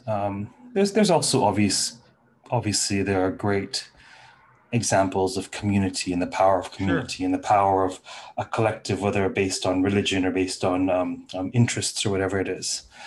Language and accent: English; Toronto, Ontario, Canada; I landed in Toronto at the age of three, right? So Toronto has been my home since